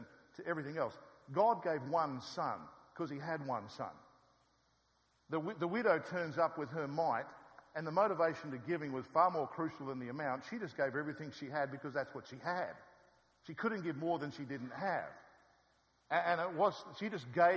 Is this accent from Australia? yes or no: yes; Australia; I'm come from Australia